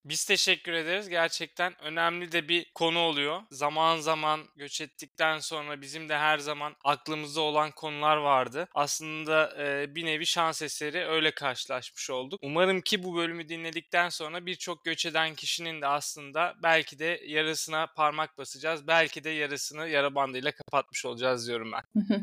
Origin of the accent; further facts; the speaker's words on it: Turkey; moved away as an adult; also born or lived in Istanbul, Turkey; now in London, United Kingdom; bir Türk olarak